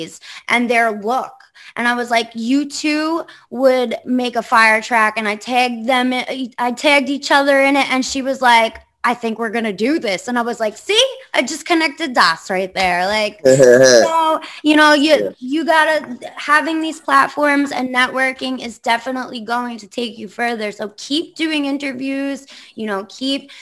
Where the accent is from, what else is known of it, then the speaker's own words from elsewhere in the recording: Long Island, New York, United States; I'm from Long Island, but, like, I don't belong on Long Island.